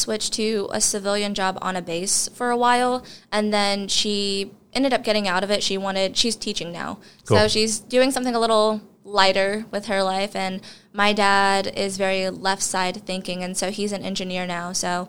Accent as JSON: {"language": "English", "town": "Bluffton", "region": "Indiana", "country": "United States", "said": "I always tell people I'm from the Fort Wayne area."}